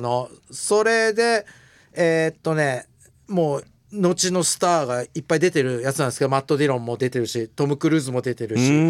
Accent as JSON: {"language": "Japanese", "region": "Miyazaki", "country": "Japan", "tie": "born or raised there", "said": "僕宮崎で生まれて"}